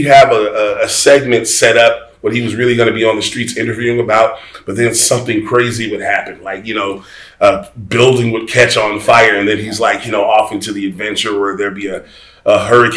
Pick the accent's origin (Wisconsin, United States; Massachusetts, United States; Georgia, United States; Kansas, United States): Georgia, United States; Atlanta; I am originally from Atlanta, Georgia. I'm a Georgia kid. I was born and raised here.